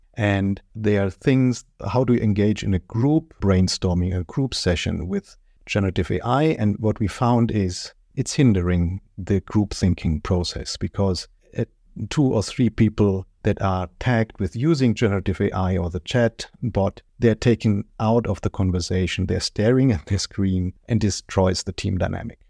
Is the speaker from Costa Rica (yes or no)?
no; Germany; English is a second language; You might hear it from my accent. I'm, uh, born and raised in Germany.